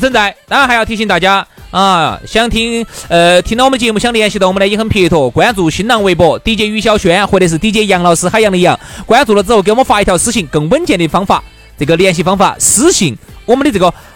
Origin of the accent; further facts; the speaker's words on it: China; 所以作为中国人来说呢，睡那种大床睡习惯了